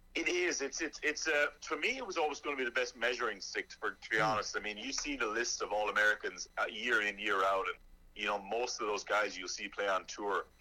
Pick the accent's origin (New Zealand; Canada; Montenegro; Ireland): Ireland; moved away as an adult; now in Charlotte, United States; I grew up in Ireland